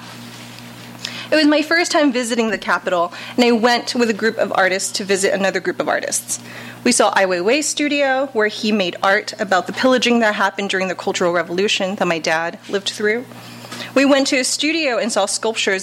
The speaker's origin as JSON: {"language": "English", "town": "Los Angeles", "region": "California", "country": "United States", "tie": "born or raised there", "also_born_or_lived": "China", "said": "I grew up for the most part in this country, the good old USA, home of the brave, land of the animal print Snuggies. Even growing up in South"}